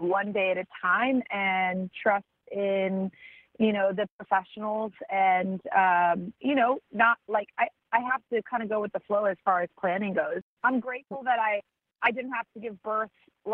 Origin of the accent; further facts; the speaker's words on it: Santa Barbara, California, United States; my hometown of Santa Barbara